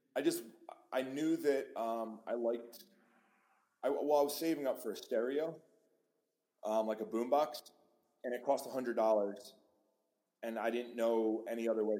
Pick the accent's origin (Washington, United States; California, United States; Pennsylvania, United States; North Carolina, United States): Pennsylvania, United States; moved away; i grew up in pennsylvania